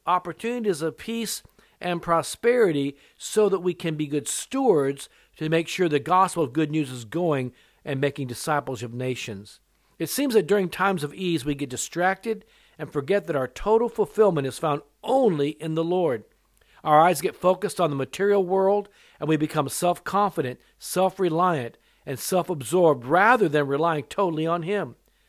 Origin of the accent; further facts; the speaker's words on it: California, United States; also born or lived in Japan; You see, you may be aware that my mother was Japanese, so I was born in Japan, but I've lived in America most of my life. I was born in Japan, and for the first 3 years of my life, I was there, and then my dad, who was in the military, we moved back to California